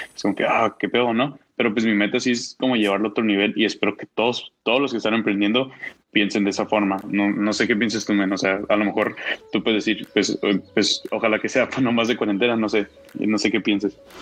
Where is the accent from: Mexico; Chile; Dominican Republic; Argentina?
Mexico; como mexicanos